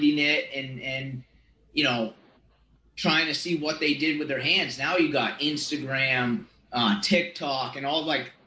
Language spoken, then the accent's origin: English; Burlington, Vermont, United States; born or raised there